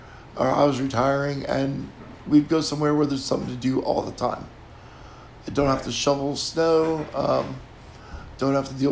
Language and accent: English; New Jersey, United States; moved away as an adult; also born or lived in Tennessee; now in New Orleans, United States; I grew up in New Jersey.